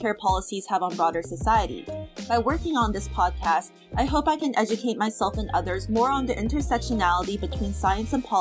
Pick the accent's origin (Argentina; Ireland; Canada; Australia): Canada; Toronto, Ontario; moved away as an adult; also born or lived in Atlanta, Georgia; now in New York, United States; I was born in Atlanta, but grew up in Toronto my whole life.